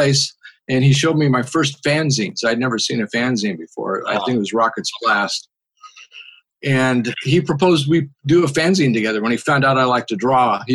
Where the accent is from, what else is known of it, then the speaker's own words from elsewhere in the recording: Los Angeles, California, United States; also born or lived in Salt Lake City, Utah; I grew up in the San Fernando Valley in a town called Reseda.